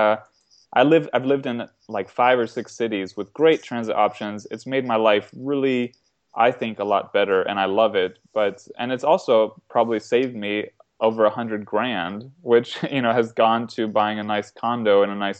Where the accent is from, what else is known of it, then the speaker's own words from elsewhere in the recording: Florida, United States; moved away as an adult; now in North Carolina, United States; I come from Florida, which it was developed after air conditioning for logical reasons.